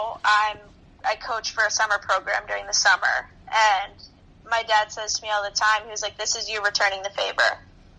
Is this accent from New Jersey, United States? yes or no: no; Reading, Massachusetts, United States; my hometown high school, they didn't allow that. And I was ready to take that next jump in hockey, so I decided to leave Reading